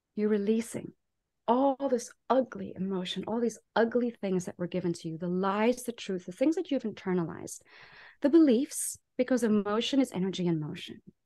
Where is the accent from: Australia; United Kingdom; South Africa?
South Africa; moved away as an adult; also born or lived in Taiwan; now in United States; I'm a South African in America